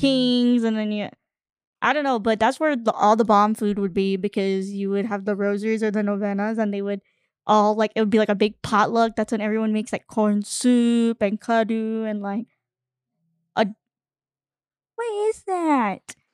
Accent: Arizona, United States; also born or lived in Guam; I grew up in Arizona, like, away from my family

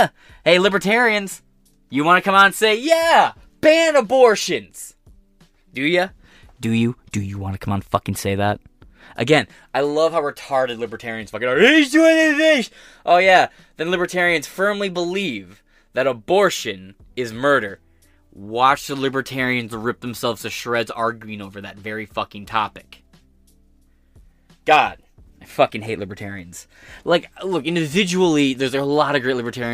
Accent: United States; as an American

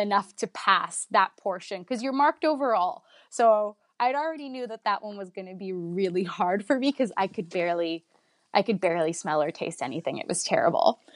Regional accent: Vaughan, Ontario, Canada; I'm Italian and I'm from Woodbridge

